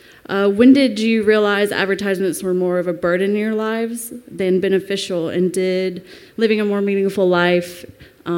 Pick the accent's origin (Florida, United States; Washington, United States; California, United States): Florida, United States; Jacksonville; from Jacksonville, Florida